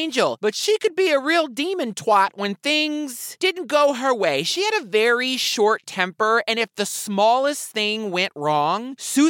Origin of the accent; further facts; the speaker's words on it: the South, United States; did you know I'm from the South?